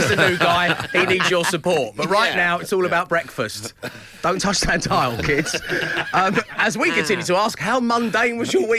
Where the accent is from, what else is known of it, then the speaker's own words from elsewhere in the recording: London, United Kingdom; You know, I'm from Greenwich, you know, that's where I was born, from Cholton. I'm from where the O2 is, where it all happens.